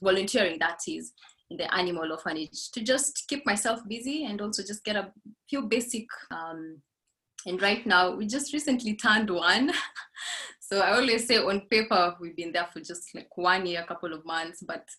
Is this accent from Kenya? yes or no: yes; Laikipia County, Kenya; now in Nairobi, Kenya; I grew up in Laikipia, one of the best destinations for wildlife.